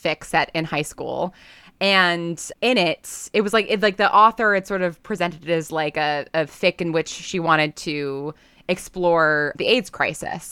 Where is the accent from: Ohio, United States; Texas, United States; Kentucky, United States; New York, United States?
New York, United States; I'm from New York and my parents are like big Broadway people.